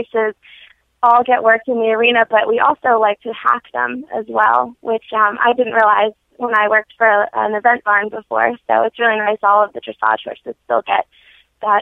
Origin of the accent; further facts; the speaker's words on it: Avondale, Pennsylvania, United States; I'm actually from Avondale, Pennsylvania, so I'm a local